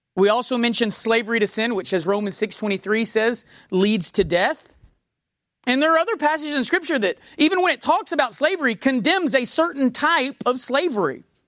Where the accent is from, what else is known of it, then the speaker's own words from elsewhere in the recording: United States; being an American